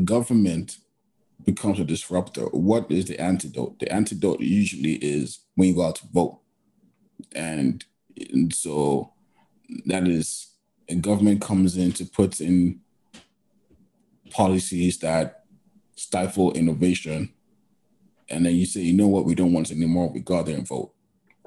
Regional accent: Nigeria; I'm Nigerian too

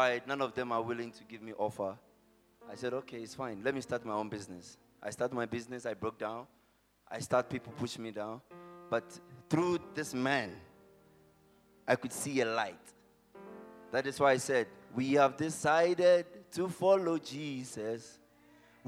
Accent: Ghana; moved away as an adult; now in Florida, United States; I'm a Ghanaian. I've been in Florida from June

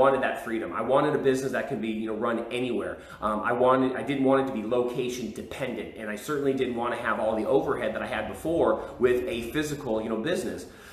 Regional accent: California, United States; moved away as an adult; now in Texas, United States; I was from California, my wife was from Texas

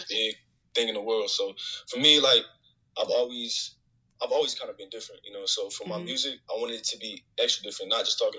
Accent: Phoenix, Arizona, United States; I'm 18, and I'm from Phoenix, Arizona

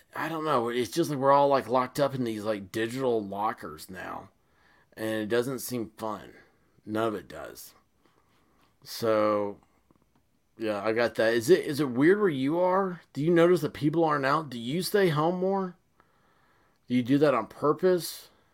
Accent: United States; as an American

